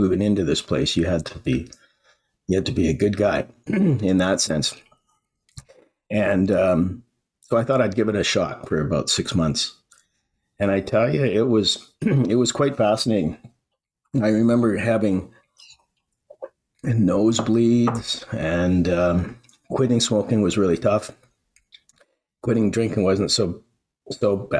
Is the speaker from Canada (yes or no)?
yes; Vancouver Island, British Columbia, Canada; moved away as an adult; also born or lived in Alberta / Edmonton; I grew up on Vancouver Island in a small town in a just Vancouver Island's in British Columbia in Canada